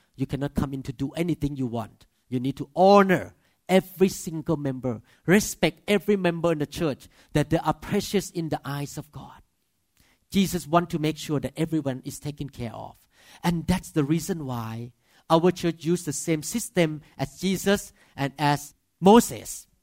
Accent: Thailand; accent: Thai; English is a second language; moved away as an adult; now in United States; as a Thai man with accent

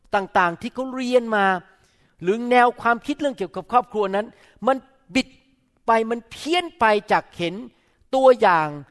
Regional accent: Thailand; now in United States

